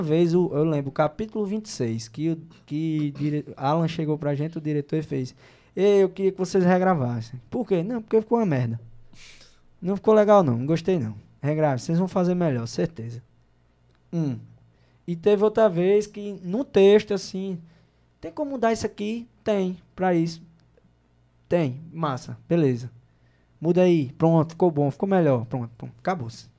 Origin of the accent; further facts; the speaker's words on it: João Pessoa, Paraíba, Brazil; moved away as an adult; also born or lived in Mamanguape / Rio de Janeiro; sou da Paraíba